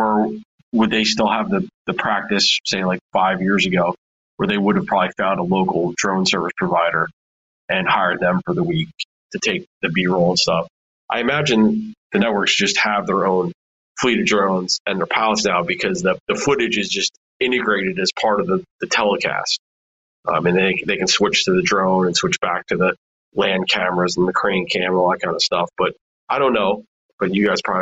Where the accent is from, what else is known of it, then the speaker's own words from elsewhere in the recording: New Jersey, United States; I'm from New Jersey.